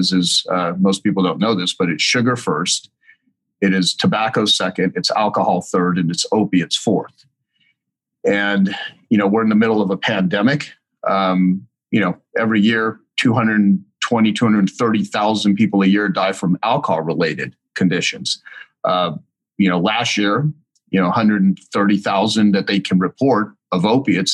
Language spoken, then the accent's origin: English; El Paso, Texas, United States; I was born in El Paso, Texas